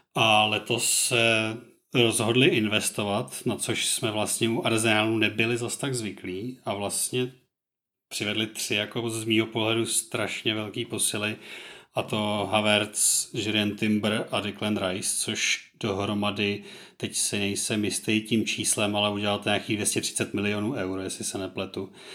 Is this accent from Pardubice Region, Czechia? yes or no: no; Plzeň Region, Czechia; u nás na Plzeňsku